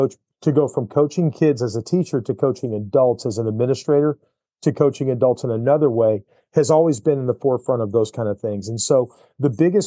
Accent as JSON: {"language": "English", "town": "Syracuse", "region": "New York", "country": "United States", "moved": "yes", "lives_now": "Missouri, United States", "said": "I'm from Syracuse, New York"}